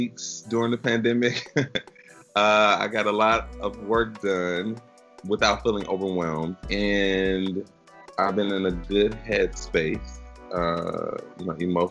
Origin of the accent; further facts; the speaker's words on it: Chicago, Illinois, United States; moved away as an adult; also born or lived in Philadelphia; now in Michigan, United States; Born and raised really on the north side, but spent my high school years and my family is really from the south side